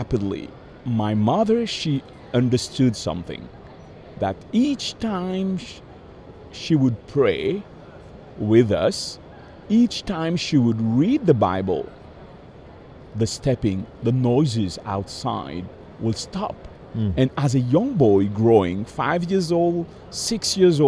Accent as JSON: {"language": "English", "country": "Mauritius", "tie": "born or raised there", "also_born_or_lived": "Madagascar", "moved": "yes", "said": "I was 7 years old, growing in the island of Mauritius, in the southern part of the Indian Ocean."}